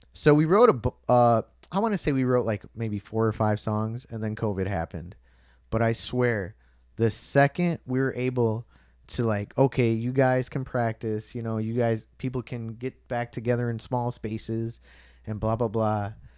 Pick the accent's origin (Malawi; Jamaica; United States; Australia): United States; Chicago, Illinois; I was born in the South Chicago Hospital